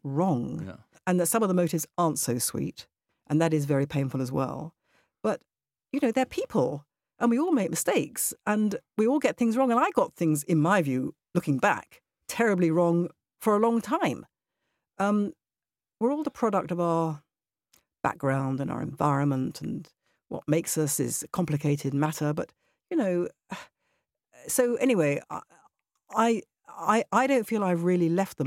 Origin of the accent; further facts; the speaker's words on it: United Kingdom; also born or lived in Israel; I am British. I don't just mean I'm a British citizen, I mean my personality is very British.